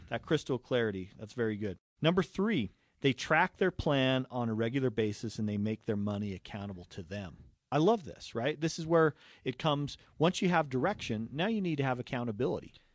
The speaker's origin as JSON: {"language": "English", "region": "Utah", "country": "United States", "tie": "born or raised there", "said": "right here in Utah, uh, growing up."}